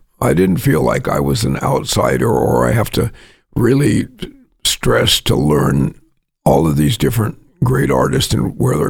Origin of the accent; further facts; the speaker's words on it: Bay Area, California, United States; now in New York, United States; I'm from the Bay Area, so I know that scene pretty well.